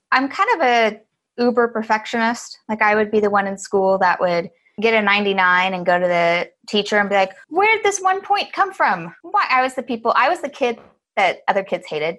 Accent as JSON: {"language": "English", "town": "Galveston", "region": "Texas", "country": "United States", "tie": "born or raised there", "moved": "yes", "lives_now": "San Francisco, United States", "said": "I grew up in Galveston, Texas"}